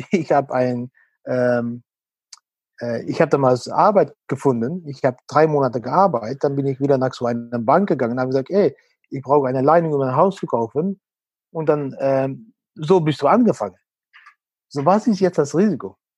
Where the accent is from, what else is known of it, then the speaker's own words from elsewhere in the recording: Netherlands; German is a second language; moved away as an adult; als Holländer